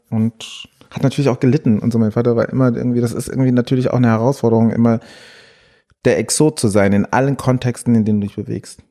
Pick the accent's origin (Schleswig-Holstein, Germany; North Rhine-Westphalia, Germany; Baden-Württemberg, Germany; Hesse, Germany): Hesse, Germany; Frankfurt am Main; Ich habe im Frankfurter Ostend gewohnt. Dort bin ich auch groß geworden